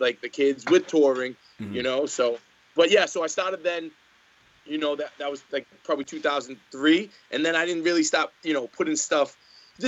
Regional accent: Boston, Massachusetts, United States; I'm from Boston, Massachusetts

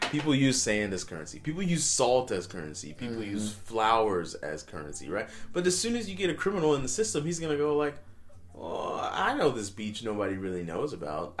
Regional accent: United States; We're American

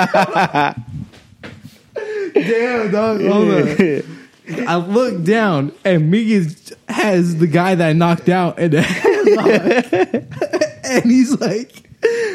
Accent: Watsonville, California, United States

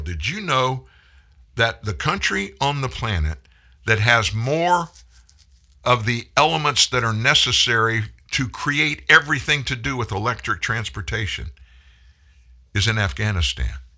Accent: United States

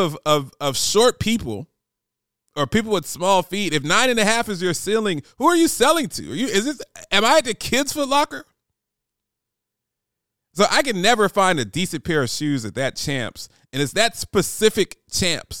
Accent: Columbus, Ohio, United States; I grew up in Columbus, Ohio

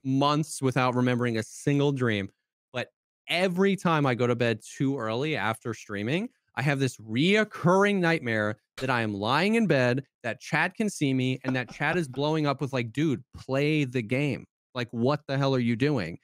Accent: Florida, United States; moved away; also born or lived in South Carolina; I grew up in Florida, I moved to South Carolina

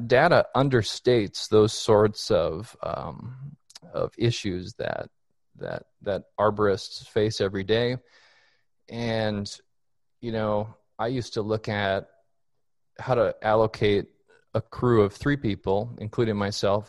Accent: Minneapolis, Minnesota, United States; moved away as an adult; also born or lived in Colorado Springs, Colorado; now in Fort Worth, United States; I'm originally from Minneapolis, Minnesota

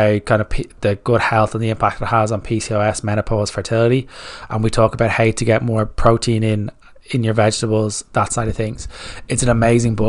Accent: Ireland; I'm Irish

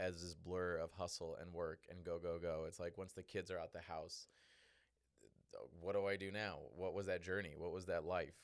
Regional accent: Chicago, Illinois, United States; also born or lived in Northwest Indiana; I grew up in Southside Chicago, Northwest Indiana

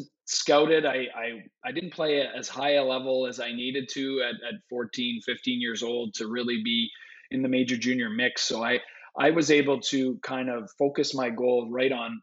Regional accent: Vankleek Hill, Ontario, Canada; I grew up in a small town in Ontario called Van Cleek Hill, Ontario, population 1600.

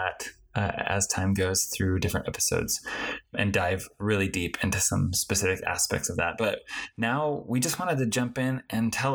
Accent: Colorado, United States; moved away as an adult; now in Utah, United States; I am originally from Colorado.

